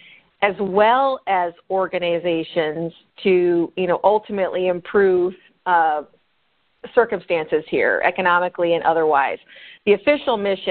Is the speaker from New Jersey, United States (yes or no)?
no; Bettendorf, Iowa, United States; moved away as an adult; also born or lived in Chicago, Illinois; I consider Bettendorf really my hometown